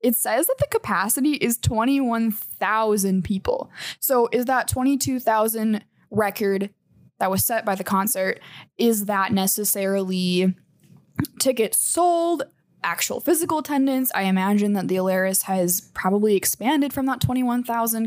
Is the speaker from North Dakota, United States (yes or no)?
yes; Minot, North Dakota, United States; I'm from Minot, which is home of the North Dakota State Fair